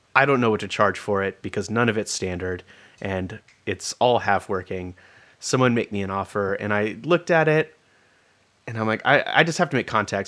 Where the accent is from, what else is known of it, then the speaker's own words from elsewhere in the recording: California, United States; moved away as an adult; also born or lived in Olympia, Washington; I was from California